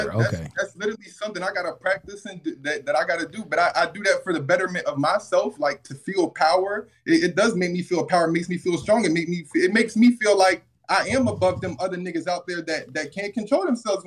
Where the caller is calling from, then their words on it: Birmingham, Alabama, United States; man. I'm calling from Birmingham, Alabama.